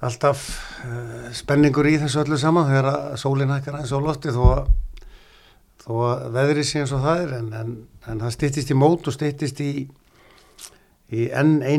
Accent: Neskaupstaður, Eastern Region, Iceland; moved away as an adult; also born or lived in Norway; Neskustad og, og kem utan á landi

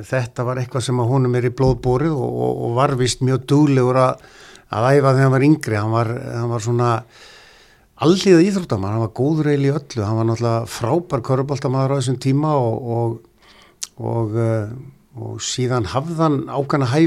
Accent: Neskaupstaður, Eastern Region, Iceland; moved away as an adult; also born or lived in Norway; Neskustad og, og kem utan á landi

